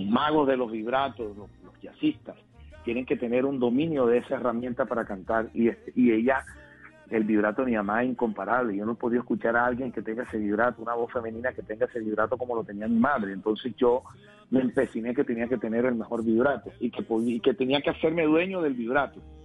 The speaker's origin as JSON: {"language": "Spanish", "town": "Cartagena", "region": "Bolívar", "country": "Colombia", "tie": "born or raised there", "said": "en el barrio de Chemaní, de mi ciudad natal, Cartagena, donde nací"}